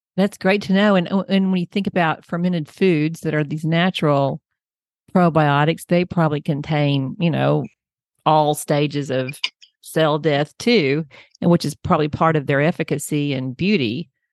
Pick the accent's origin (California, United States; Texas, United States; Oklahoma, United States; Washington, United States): Oklahoma, United States; I'm from Oklahoma and we have lots of farmland here